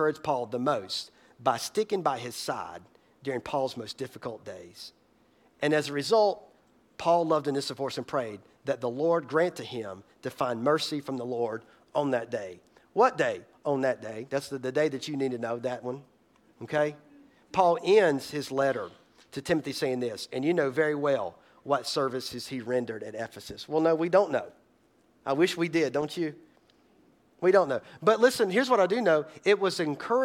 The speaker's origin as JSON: {"language": "English", "town": "Boiling Springs", "country": "United States", "tie": "born or raised there", "moved": "yes", "said": "my hometown, Boiling Springs"}